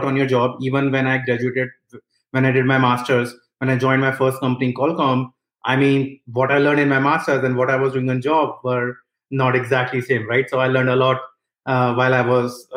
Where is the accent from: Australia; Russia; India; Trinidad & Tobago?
India; moved away as an adult; now in United States; I was born and brought up in India. After I finished my bachelor's, I moved to United States